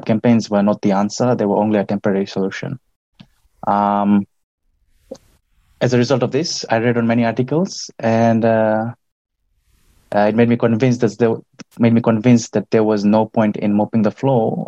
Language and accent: English; Nadi, Western Division, Fiji; I grew up in Nandi, which is the western part of Viti Levu